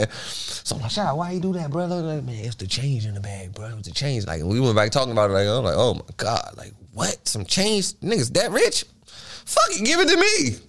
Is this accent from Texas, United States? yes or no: no; Washington, District of Columbia, United States; I'm from Washington, D.C. I got, like, cheat growing up.